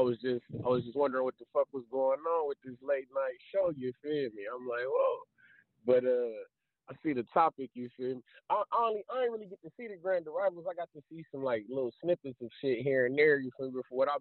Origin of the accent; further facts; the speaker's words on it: Ohio, United States; I'm from Ohio